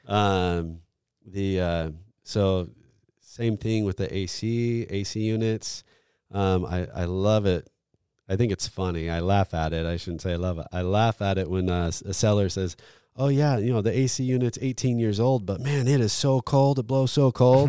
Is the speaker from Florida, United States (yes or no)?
yes; Florida, United States; I'm from Florida